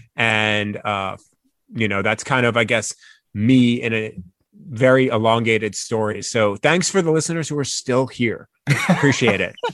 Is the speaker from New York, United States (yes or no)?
yes; East Meadow, New York, United States; also born or lived in Atlanta; now in Michigan, United States; I grew up in East Meadow, New York